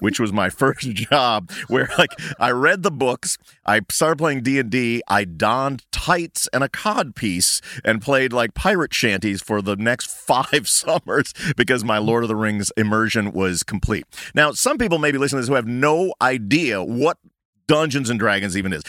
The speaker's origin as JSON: {"language": "English", "area": "Chicago suburbs", "region": "Illinois", "country": "United States", "said": "We are all from Chicago suburbs"}